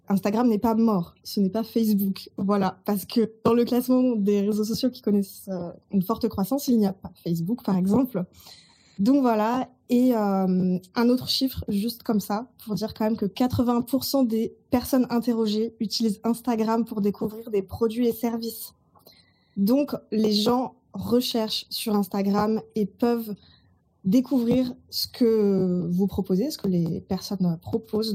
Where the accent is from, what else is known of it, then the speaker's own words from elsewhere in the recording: Burgundy, Bourgogne-Franche-Comté, France; also born or lived in Toulouse; now in Marseille, France; Je vis à Marseille. Je suis originaire de Bourgogne